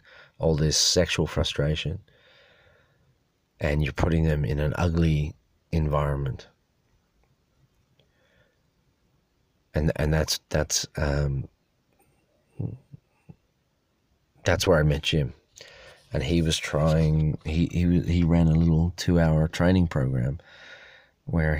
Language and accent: English; Dublin, Leinster, Ireland; I came from Dublin